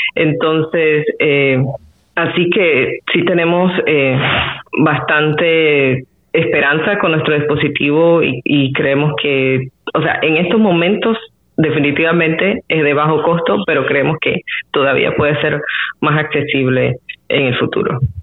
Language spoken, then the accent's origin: Spanish; Panama